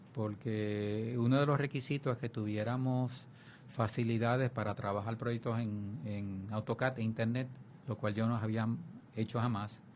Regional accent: Vega Baja, Puerto Rico; born or raised there; also born or lived in Santurce, San Juan / Río Piedras / Michigan

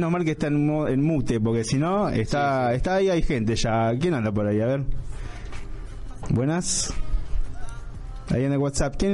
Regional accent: Lomas de Zamora, Buenos Aires Province, Argentina; igual que yo, soy de Loma de Zamora. Ahí vamos, la gente del sur.

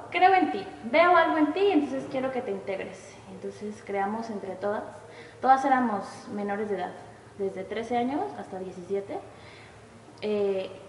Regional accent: Oaxaca, Mexico; moved away; also born or lived in Veracruz / Xalapa; soy de Oaxaca. Nací en Veracruz, pero creo que viví ahí un mes y ahí por trabajo en su pan, nos fuimos a a Oaxaca.

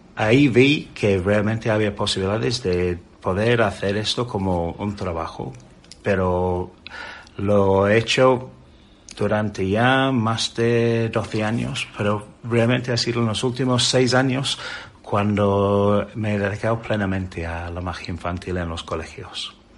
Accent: England, United Kingdom; Spanish is a second language; moved away as an adult; now in Spain; soy un inglés, un inglés que vino hace casi 25 años a vivir aquí a España

